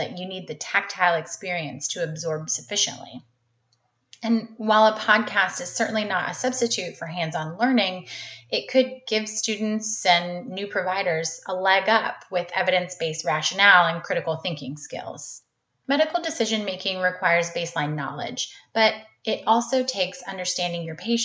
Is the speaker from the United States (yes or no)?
yes; North Carolina, United States; I'm originally from North Carolina and went to undergrad at UNC